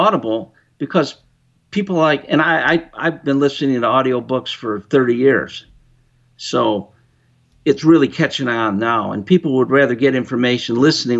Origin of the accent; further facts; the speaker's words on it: Chicago, Illinois, United States; I'm from Chicago area